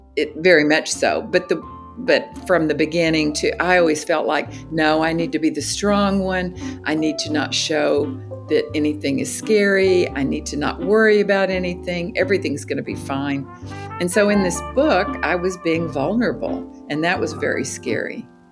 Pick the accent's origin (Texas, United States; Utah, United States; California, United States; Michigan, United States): Texas, United States; Austin; my hometown, Austin, Texas.